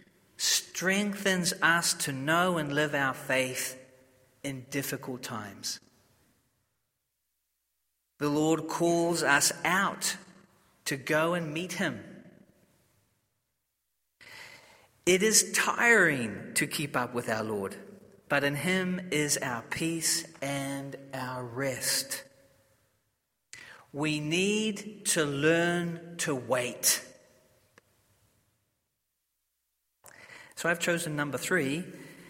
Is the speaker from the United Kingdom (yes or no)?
no; New Zealand; I'm from New Zealand, I'm not from Australia